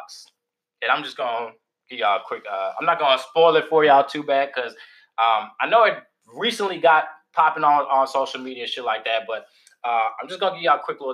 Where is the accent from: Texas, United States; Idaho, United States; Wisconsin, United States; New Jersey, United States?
Texas, United States; Dallas; moved away as an adult; now in Washington, D.C., United States; I'm from Dallas, Texas